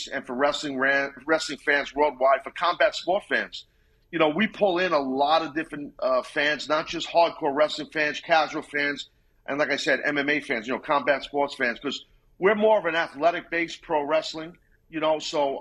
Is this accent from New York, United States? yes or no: yes; New York City, New York, United States; also born or lived in Queens; now in Long Island, United States; I grew up in Brooklyn, lived in Queens, and now, once I got married years ago, live on Long Island here.